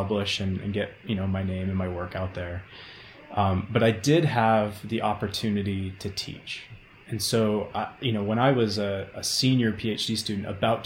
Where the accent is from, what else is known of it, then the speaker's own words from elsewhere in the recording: Maine, United States; moved away as an adult; also born or lived in Oregon; now in Boulder, United States; I'm originally from Maine, and then I went to Oregon and bounced all around, and I fell in love with Boulder, Colorado.